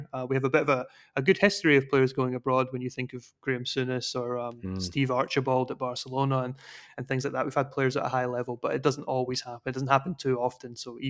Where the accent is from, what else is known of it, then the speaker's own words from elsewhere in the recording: Scotland, United Kingdom; moved away; And like you say, I'm a Scottish person. I was going to say a Scottish player there. A Scottish person that's moved abroad myself.